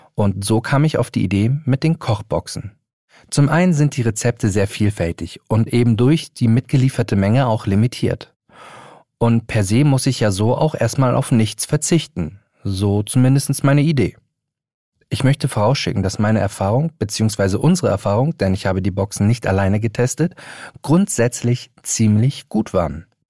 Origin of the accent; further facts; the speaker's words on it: Hamburg, Germany; in meiner Heimatstadt Hamburg